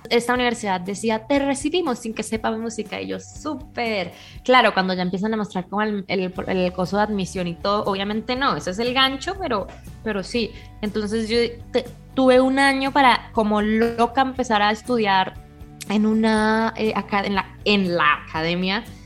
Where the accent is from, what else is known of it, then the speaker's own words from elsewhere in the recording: Bucaramanga, Santander, Colombia; moved away as an adult; also born or lived in Boston; now in Mexico City, Mexico; Yo, salí muy poco de Bucaramanga hasta que no tuve 16 años